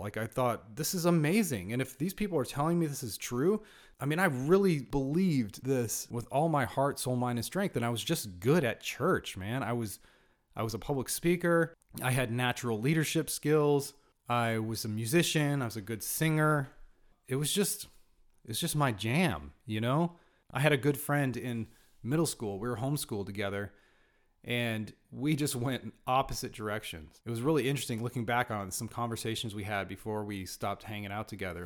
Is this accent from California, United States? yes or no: yes; Northern California, United States; I was born in Southern California, raised in Northern California